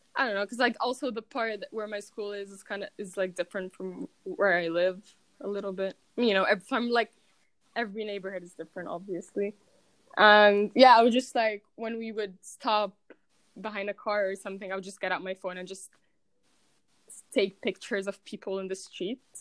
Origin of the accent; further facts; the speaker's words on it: Cairo, Cairo Governorate, Egypt; moved away as an adult; also born or lived in Lyon, France / Manchester, England; I'm from Cairo.